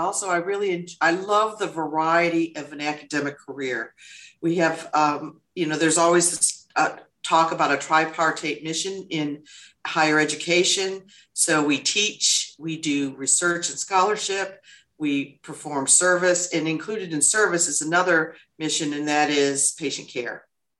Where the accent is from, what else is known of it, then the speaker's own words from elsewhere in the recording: Michigan, United States; moved away as an adult; also born or lived in Illinois; now in Augusta, United States; I'm a native of Michigan, born and raised in Michigan. I'm a first generation college student.